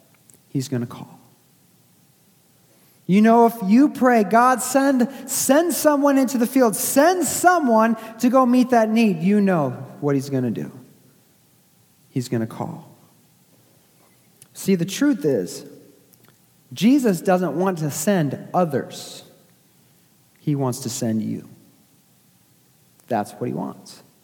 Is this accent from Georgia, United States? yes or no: no; Stoughton, Massachusetts, United States; moved away; the very city I was born, in Stoughton, Massachusetts